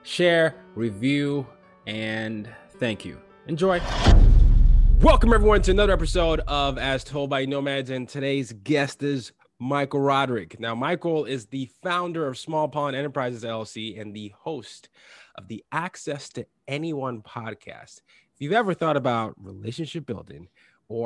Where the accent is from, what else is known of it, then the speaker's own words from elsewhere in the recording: Lagos, Nigeria; now in New York, United States; I'm from Nigeria. So I grew up in Lagos, Nigeria as one of the places that I ended up growing up